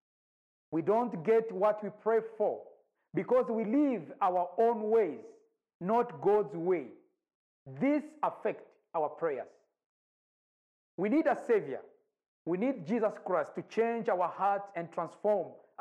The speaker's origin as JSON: {"language": "English", "country": "Rwanda", "moved": "yes", "lives_now": "Nairobi, Kenya", "said": "I'm from Rwanda. I live in Nairobi, Kenya"}